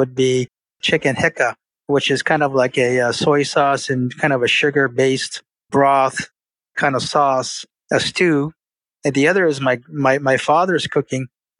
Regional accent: Japan; My father, as you mentioned, my father was born and raised in Hawaii, my mother from Okinawa. So, being born and raised in Japan gave me the opportunity to live a great life

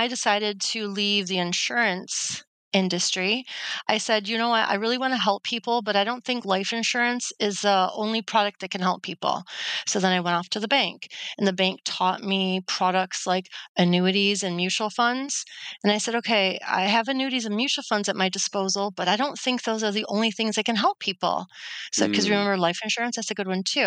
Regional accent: Detroit, Michigan, United States; I landed in a job here in my hometown in Detroit, Michigan, selling insurance

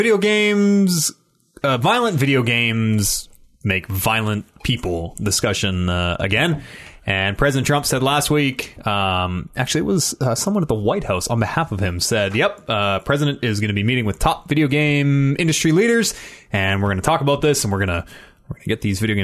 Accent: Canada; as a Canadian

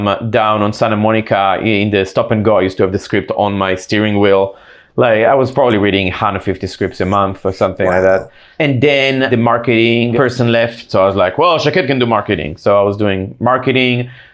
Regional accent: Israel; accent: Israeli; moved away as an adult; also born or lived in East Coast, United States; now in Los Angeles, United States; Yeah, well, funny enough, I wasn't born here, as you can probably hear from my accent. I was born in the East Coast, but I grew up in Israel. And then I came back to the US. I came to LA to go to UCLA.

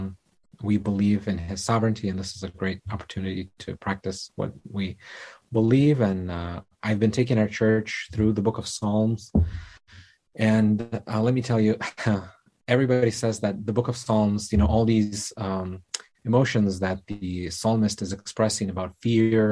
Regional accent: Kyiv, Ukraine; I was born and raised in Kyiv, Ukraine

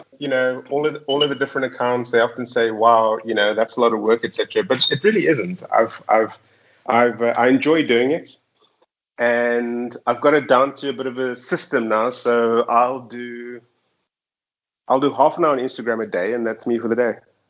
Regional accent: Johannesburg, Gauteng, South Africa; moved away as an adult; now in Dubai, United Arab Emirates; Yeah, so, you know, I'm from South Africa, which is quite a... And I was living in Johannesburg for like the last 15 years

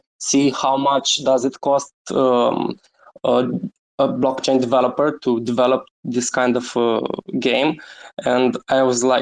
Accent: Romania; I'm from Romania, born and raised

